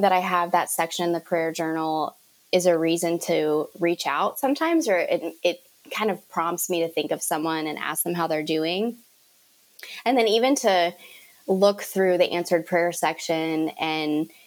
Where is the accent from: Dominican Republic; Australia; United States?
United States; Cleveland, Ohio; I am from Cleveland, Ohio